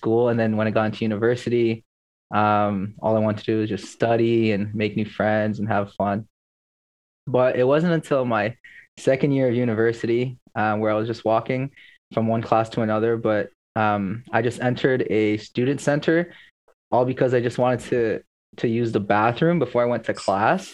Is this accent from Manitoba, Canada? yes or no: no; Toronto, Ontario, Canada; I'm Filipino and I was raised in Scarborough